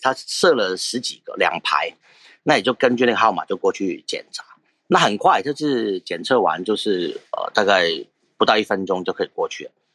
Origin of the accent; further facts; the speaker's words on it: Hong Kong; now in Taiwan; 我本身香港人嘛，那嗯。我就，呃，前几天回来，其实我主要回来看看家人，回来几天而已